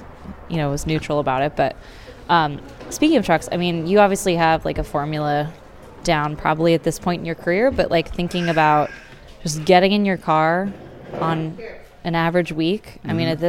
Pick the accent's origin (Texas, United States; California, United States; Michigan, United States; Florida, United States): Texas, United States; I'm from Texas, so it's yeah, it's all desert to me.